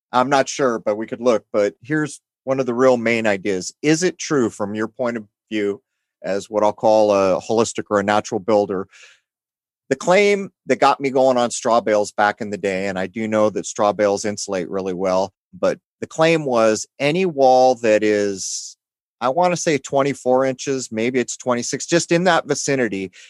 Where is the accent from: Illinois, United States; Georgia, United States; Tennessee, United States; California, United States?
California, United States; San Diego; I grew up in San Diego, which is heavily, heavily Mexican influenced